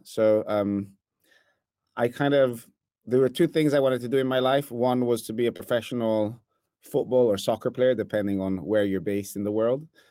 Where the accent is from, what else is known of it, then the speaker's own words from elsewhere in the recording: Italy; accent: Italian; English is a second language; now in New York, United States; I'm originally from Italy, as some might hear from my accent.